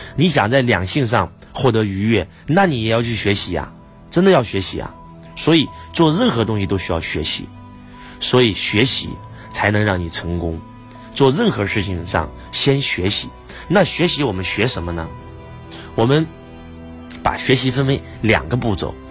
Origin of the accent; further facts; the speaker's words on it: China; 因为我是中国人，我爱我的国家，我爱我的民族